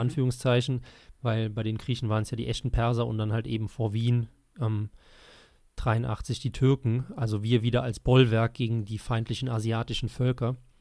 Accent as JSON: {"language": "German", "country": "Germany", "said": "als Deutscher"}